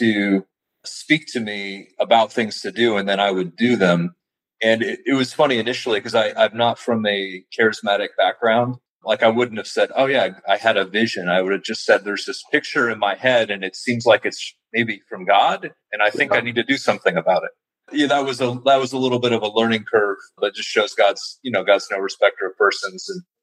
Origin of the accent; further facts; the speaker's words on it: St. Louis, Missouri, United States; moved away as an adult; also born or lived in Santa Fe, New Mexico; originally from the Midwest. I grew up in St. Louis